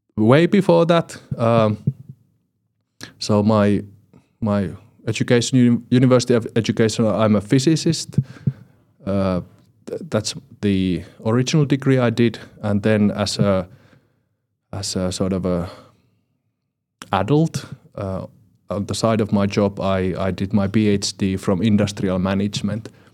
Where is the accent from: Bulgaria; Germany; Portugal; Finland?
Finland; from finland